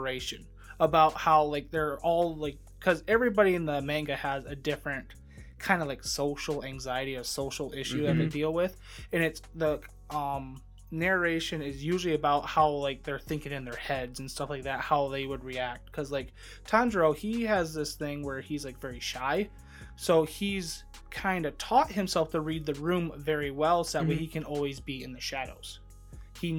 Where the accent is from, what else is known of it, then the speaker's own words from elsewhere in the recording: United States; I'm American.